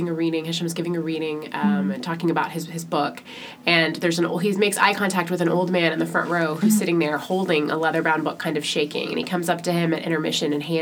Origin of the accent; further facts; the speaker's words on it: United States; as an American